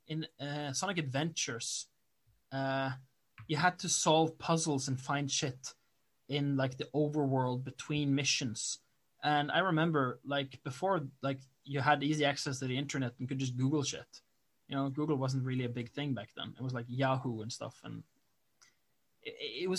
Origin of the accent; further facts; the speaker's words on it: Norway; I'm from Norway. We're like 20 years behind.